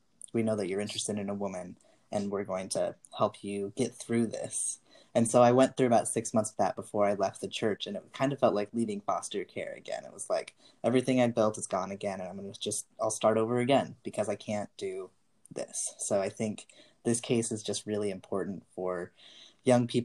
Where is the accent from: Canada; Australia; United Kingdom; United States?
United States; Wyoming; growing up in Wyoming